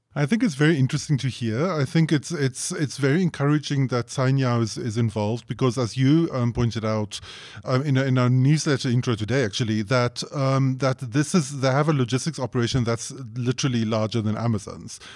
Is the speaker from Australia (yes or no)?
no; South Africa; as a South African